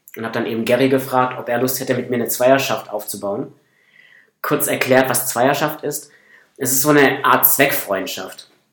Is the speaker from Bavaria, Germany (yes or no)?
no; Northern Black Forest, Baden-Württemberg, Germany; moved away; komme aus dem Nordschwarzwald